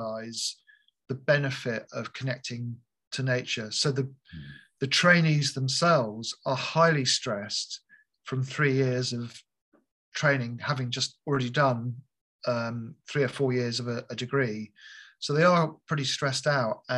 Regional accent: United Kingdom; moved away; I grew up near London

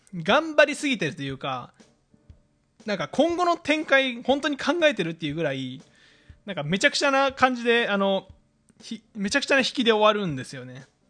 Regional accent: Fukui, Japan; 出身が福井県なんですけれども

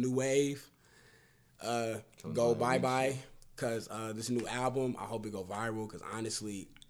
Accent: Kansas City, United States; I'm from Kansas City, bro.

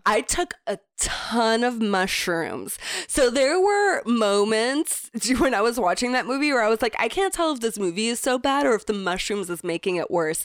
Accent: Florida, United States; moved away; growing up in Florida

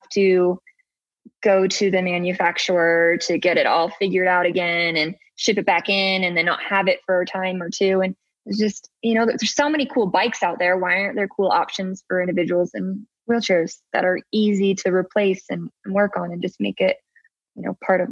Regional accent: Pacific Northwest, United States; now in Salt Lake City, United States; I grew up in the Pacific Northwest

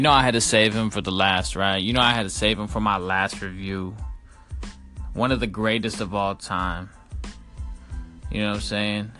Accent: Sunnyvale, California, United States; I'm from Sunnyvale, California.

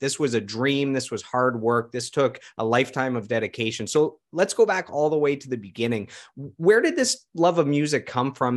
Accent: Ottawa, Ontario, Canada; also born or lived in Toronto; we're both born and raised in Ottawa

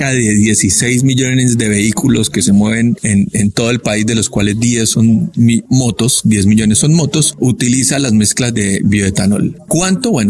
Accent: Bucaramanga, Santander, Colombia; Yo soy de Bucaramanga

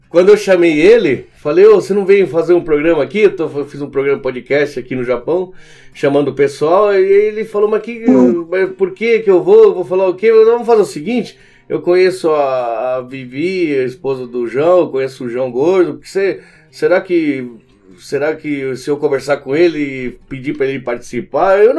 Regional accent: Argentina; E um abraço pra sua esposa, conterrânea, sou argentino também.

